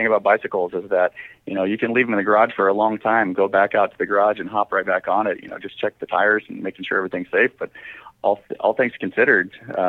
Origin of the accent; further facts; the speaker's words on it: Omaha, Nebraska, United States; moved away as an adult; also born or lived in Colorado; I grew up in Omaha, Nebraska